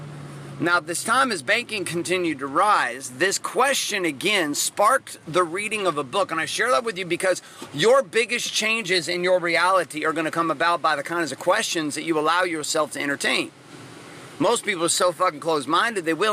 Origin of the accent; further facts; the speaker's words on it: Washington, United States; also born or lived in Central California; we moved from Central California up to Washington, for me to be able to pursue my passions in football.